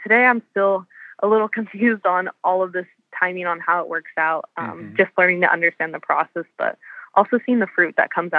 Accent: California, United States; So growing up in Southern California, I knew I had wanted to be close to home.

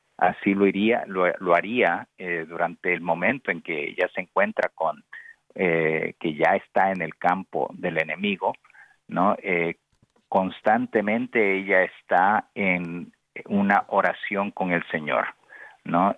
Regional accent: Nicaragua; yo también soy pues de Nicaragua

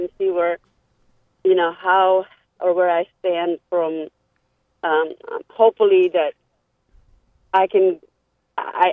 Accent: Philippines; now in Tampa, United States; I'm Filipino

